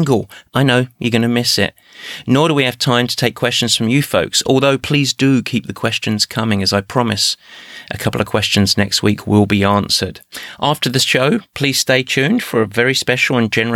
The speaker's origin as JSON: {"language": "English", "region": "England", "country": "United Kingdom", "said": "English like myself"}